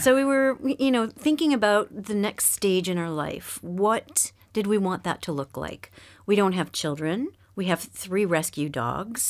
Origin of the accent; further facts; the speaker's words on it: Montreal, Quebec, Canada; moved away as an adult; also born or lived in Ontario; now in France; I was, um, born and raised in Montreal, um, Quebec, which is the French-speaking